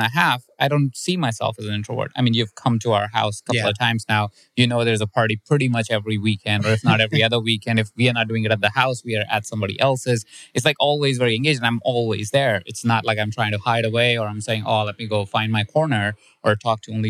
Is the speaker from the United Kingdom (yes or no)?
no; India; My parents are Indian. I'm from India myself